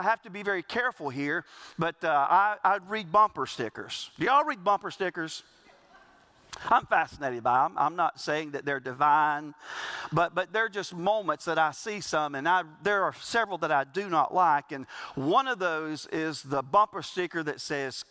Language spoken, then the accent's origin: English; the South, South Carolina, United States; we grew up in the South and we brag about this being the Bible Belt